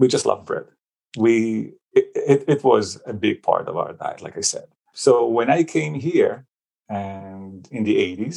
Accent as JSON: {"language": "English", "country": "Israel", "tie": "born or raised there", "moved": "yes", "said": "I grew up actually in Israel in a family of 7"}